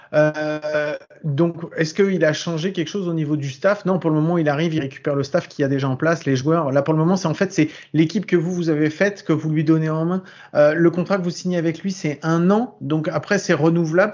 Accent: France; accent: French; notre accent français

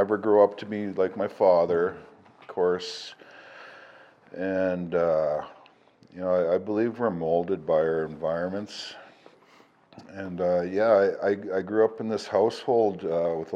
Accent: Portage la Prairie, Manitoba, Canada; I was born in Manitoba. Portage la Prairie, Manitoba is where I'm from.

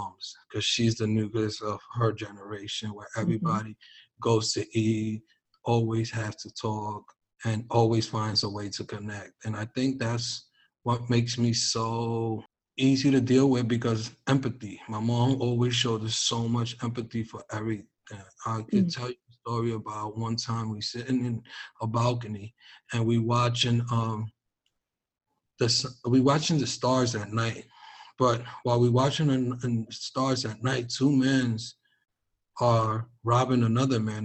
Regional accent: New York City, New York, United States; growing up in New York City

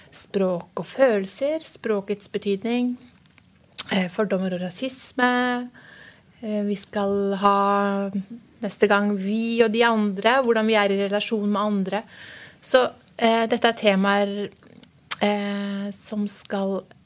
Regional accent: Norway; Jeg er eh, født i Norge eh, for eh, mange, mange år siden

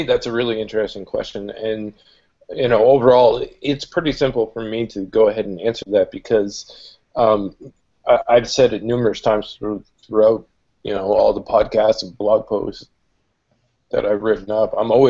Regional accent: Canada; I'm Canadian

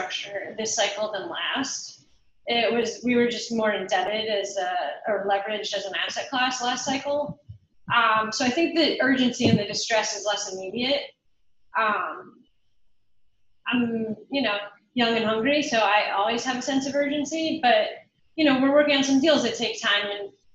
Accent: New York, United States; New Yorkers like myself

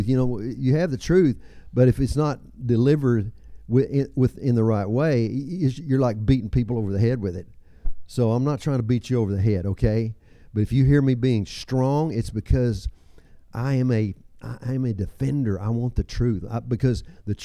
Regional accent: Texas, United States; I'm from Texas.

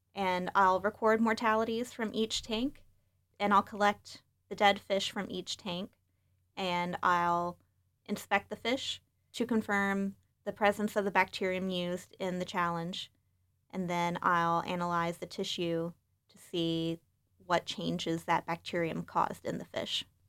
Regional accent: West Virginia, United States; now in Michigan, United States; I'm originally from West Virginia, so growing up, I spent a lot of time outdoors.

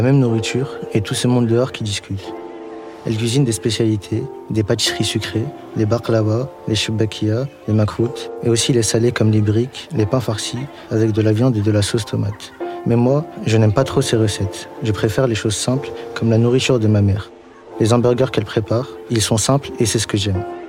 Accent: Algeria; now in Aubervilliers, France; mon pays, l'Algérie. Quand je sors de chez moi, en Algérie

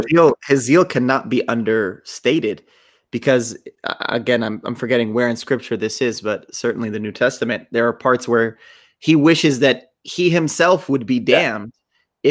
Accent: United States; you and I grew up in the United States

